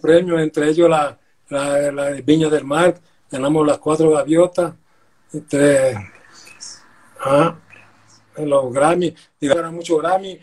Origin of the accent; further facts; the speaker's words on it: Villanueva, La Guajira, Colombia; yo soy de Villanueva Guajira